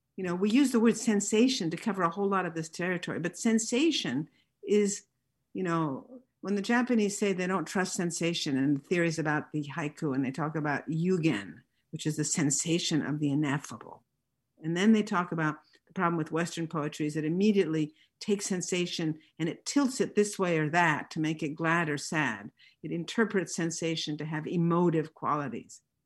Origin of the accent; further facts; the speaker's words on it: Italy; I grew up in Italy